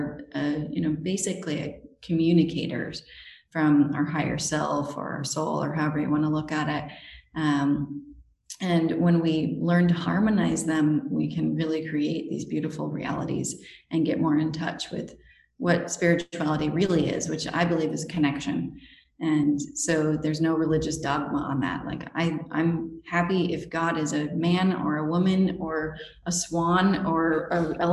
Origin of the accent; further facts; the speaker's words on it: Utah, United States; I grew up in Utah, which is a really, really LDS state